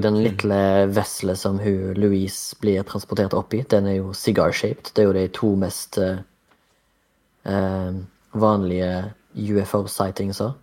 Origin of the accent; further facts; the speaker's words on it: Haugesund, Rogaland, Norway; jeg er fra Haugesund, 33 år gammel